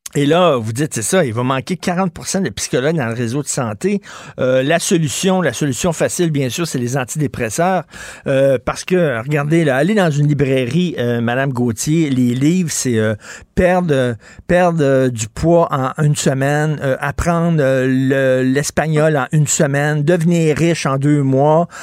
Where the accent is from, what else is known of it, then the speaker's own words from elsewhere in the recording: Montreal, Quebec, Canada; j'ai grandi à Verdun.